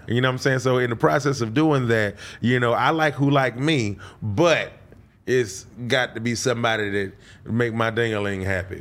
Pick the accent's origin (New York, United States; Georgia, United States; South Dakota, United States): Georgia, United States; Decatur; also born or lived in Albany, Georgia; Born in Albany, Georgia, raised in Decatur, Georgia, in Atlanta